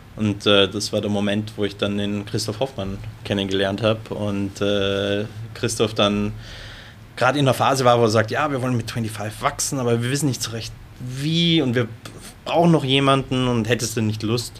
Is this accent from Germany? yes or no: no; Lower Austria, Austria; also ich bin ja ursprünglich aus Wien bzw. Niederösterreich, also Wien-Umgebung.